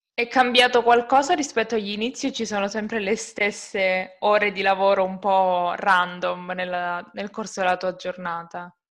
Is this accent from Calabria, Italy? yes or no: yes; Calabria, Italy; io sono calabrese